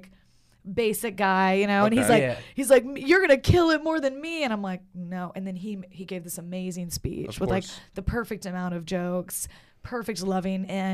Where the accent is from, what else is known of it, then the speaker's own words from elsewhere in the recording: Little Rock, Arkansas, United States; moved away; I'm from Little Rock.